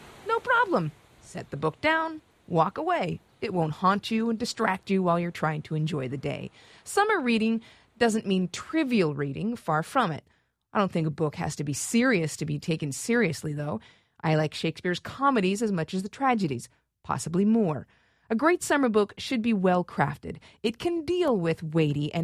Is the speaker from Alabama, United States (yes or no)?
no; California, United States; moved away; I grew up in California